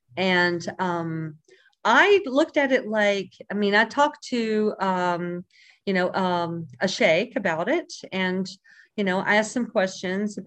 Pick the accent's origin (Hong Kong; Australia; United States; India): United States; Alabama; I grew up in a small town in Alabama